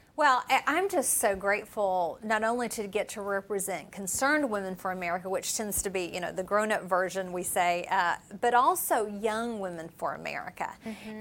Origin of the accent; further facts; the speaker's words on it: Appalachia, United States; moved away; I grew up in Appalachia